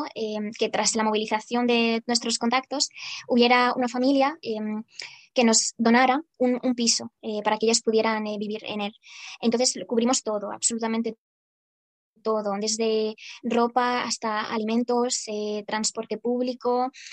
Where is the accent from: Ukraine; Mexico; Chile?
Ukraine; now in Spain; yo, a pesar de que llevo muchos años aquí en España, más de 17 años, eh, me considero como una ucraniana. En esencia lo soy.